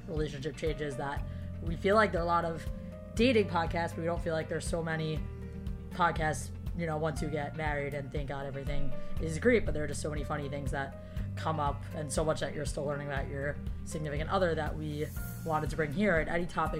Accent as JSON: {"language": "English", "town": "New York City", "region": "New York", "country": "United States", "tie": "born or raised there", "moved": "as an adult", "lives_now": "Florida, United States", "said": "I grew up in Queens, New York."}